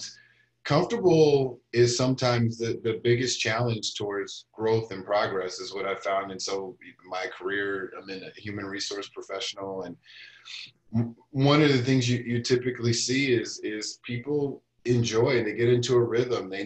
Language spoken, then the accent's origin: English; Kansas City, Missouri, United States; moved away as an adult; also born or lived in Brussels; now in Minnesota, United States; the world that I grew up in the United States. I'm from Kansas City. I've spent the last 20 years in Minnesota, more or less